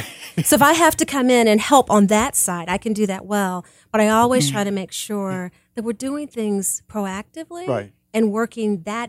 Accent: Kansas City, Missouri, United States; I grew up in Kansas City.

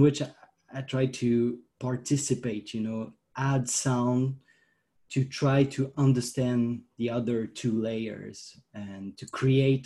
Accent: France; I'm from France.

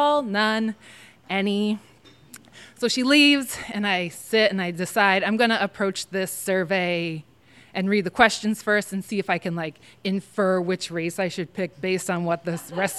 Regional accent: New England, United States; my hometown is like very white and kind of racist for being in New England

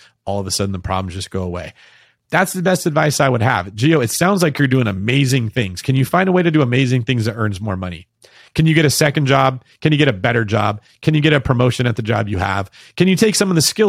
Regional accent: Manteca, California, United States; moved away as an adult; also born or lived in Bay Area; I moved to the Bay Area away from a city called Manteca, where I grew up in the Central Valley

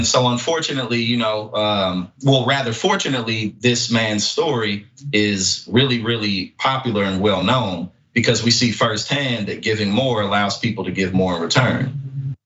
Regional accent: St. Louis, Missouri, United States; now in New Jersey, United States; I'm from St. Louis, but I live in New Jersey, right next to New York

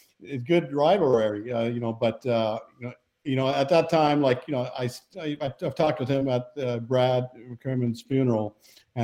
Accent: Canada; we're both Canadian

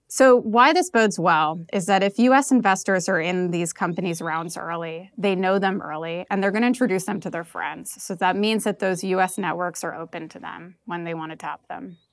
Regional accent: New York, United States; now in Lisbon, Portugal; I'm from New York

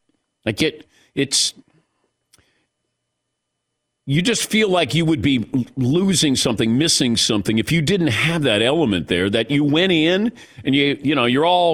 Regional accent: Midwest, United States; There's just something about when you grow up, and I grew up in the Midwest, you're always outside playing football.

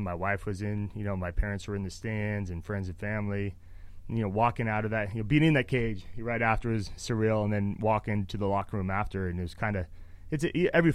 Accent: Reno, Nevada, United States; moved away as an adult; also born or lived in Phoenix, Arizona; I'm from Reno, Nevada

